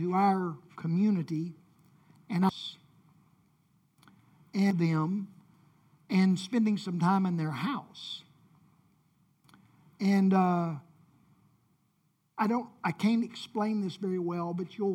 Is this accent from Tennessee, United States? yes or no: yes; Memphis, Tennessee, United States; I grew up in Whitehaven, and we had sort of a Mayberry-type community